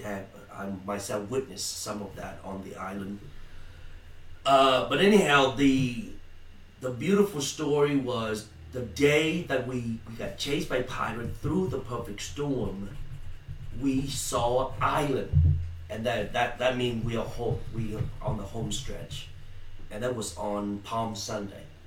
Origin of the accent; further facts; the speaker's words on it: Vietnam; also born or lived in Malaysia; now in United States; I'm from Vietnam originally. Okay, uh, escaped the country in '81 by boat, known as boat people